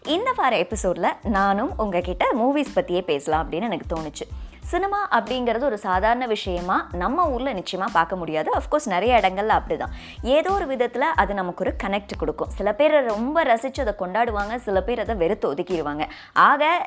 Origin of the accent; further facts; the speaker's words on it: Pollachi, Tamil Nadu, India; நான் வந்து பொள்ளாச்சியில் வளர்ந்தேன்